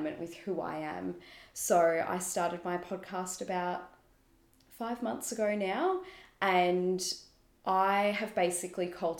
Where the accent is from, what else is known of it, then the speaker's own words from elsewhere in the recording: Melbourne, Victoria, Australia; I was born and raised in Melbourne